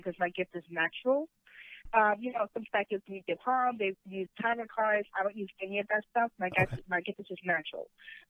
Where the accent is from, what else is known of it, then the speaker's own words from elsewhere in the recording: New York, United States; moved away as an adult; also born or lived in Manhattan, New York; now in New Jersey, United States; I grew up in Queens, New York, but I spent most of my career in Manhattan.